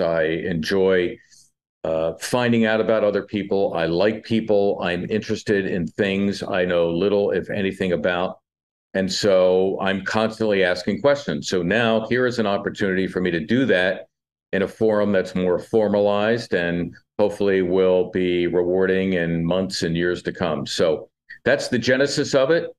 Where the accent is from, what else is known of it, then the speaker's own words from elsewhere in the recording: Philadelphia, Pennsylvania, United States; growing up in Northeast Philly